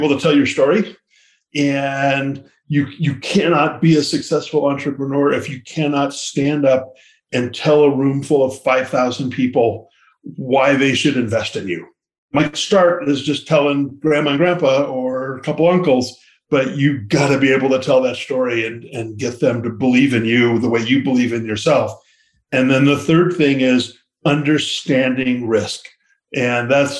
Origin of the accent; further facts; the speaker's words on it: Lafayette, California, United States; I grew up in Lafayette, California